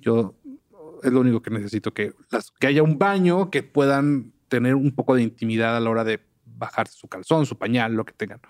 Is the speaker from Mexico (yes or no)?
yes; Papantla, Veracruz, Mexico; yo nací en Papantla